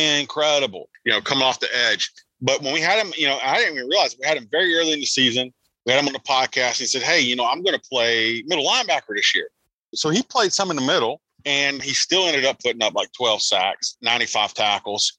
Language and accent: English; South Carolina, United States; I'm from South Carolina